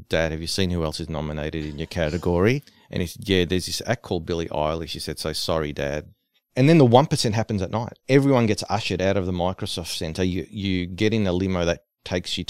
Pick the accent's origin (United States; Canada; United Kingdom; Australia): Australia; I'm from Australia